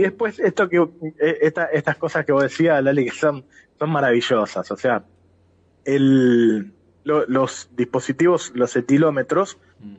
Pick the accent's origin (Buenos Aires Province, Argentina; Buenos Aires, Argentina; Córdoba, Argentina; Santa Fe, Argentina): Santa Fe, Argentina; Rosario; como rosarino